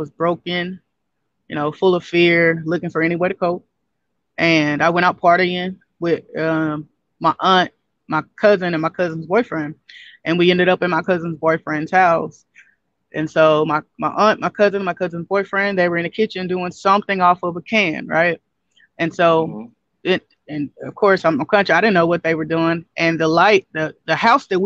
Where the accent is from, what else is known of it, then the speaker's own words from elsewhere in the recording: Castor, Louisiana, United States; also born or lived in Shreveport, Louisiana; Like I grew up in Shreveport for, a few years of my life, but I'm born and raised in Castor, Louisiana, which is a town